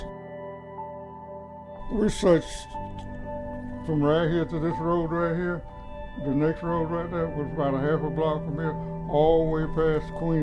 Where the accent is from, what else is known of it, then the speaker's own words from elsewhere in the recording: Ben Hill County, Georgia, United States; moved away as an adult; also born or lived in Buffalo, New York; I was born and raised in Van Hill County. This is my home